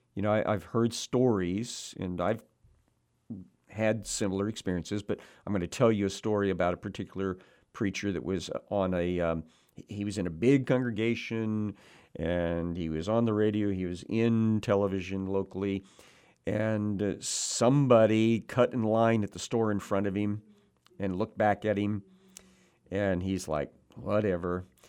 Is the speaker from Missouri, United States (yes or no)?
yes; Cabool, Missouri, United States; moved away; my hometown, Kabul, Missouri